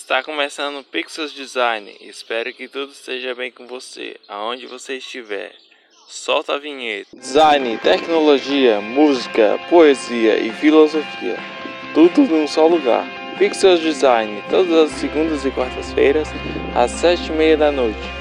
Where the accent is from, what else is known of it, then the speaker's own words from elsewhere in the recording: Brasília, Federal District, Brazil; also born or lived in Piauí; Sou brasiliense, mas nascido na cidade de no Piauí.